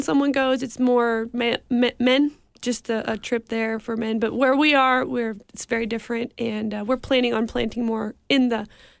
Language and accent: English; Mexico; also born or lived in Tupelo, United States; So I'm from Mexico and my family. We're missionaries down there. And we have a lot of connections in the Mississippi area. I lived here when I was about from 6 to 10 years of age.